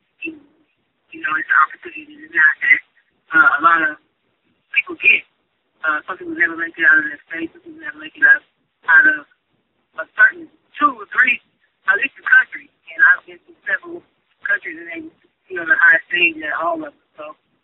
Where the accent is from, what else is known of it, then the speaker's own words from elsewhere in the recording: Mississippi, United States; growing up in Mississippi